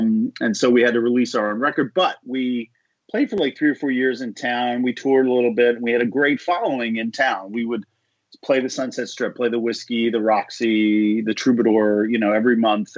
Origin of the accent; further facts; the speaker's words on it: Philadelphia, Pennsylvania, United States; moved away as an adult; also born or lived in Maryland; now in Los Angeles, United States; I'm originally from Philadelphia.